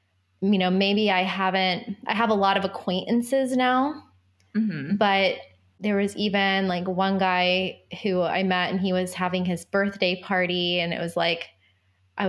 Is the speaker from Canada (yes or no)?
no; Florida, United States; moved away; we grew up together in Florida